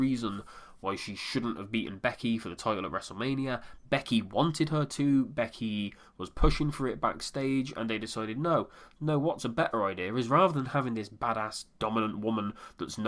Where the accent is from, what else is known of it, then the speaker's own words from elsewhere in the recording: United Kingdom; I am British